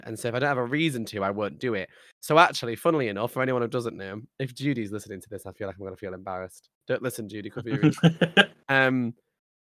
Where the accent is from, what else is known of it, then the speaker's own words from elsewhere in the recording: United Kingdom; I'm British